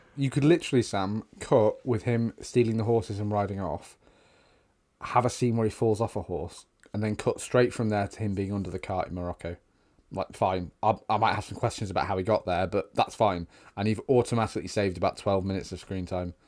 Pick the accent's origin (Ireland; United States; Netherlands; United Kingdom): United Kingdom; we're British